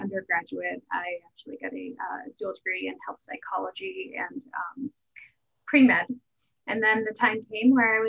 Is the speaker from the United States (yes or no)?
yes; Massachusetts, United States; now in Vermont, United States; I grew up in Massachusetts